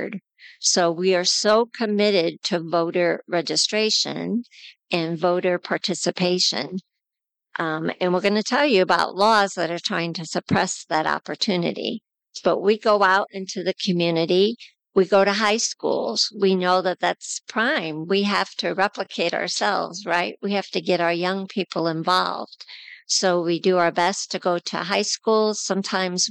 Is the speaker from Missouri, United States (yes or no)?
yes; south of St. Louis, Missouri, United States; now in Kansas, United States; I grew up in Missouri, south of St. Louis, and I live in Kansas.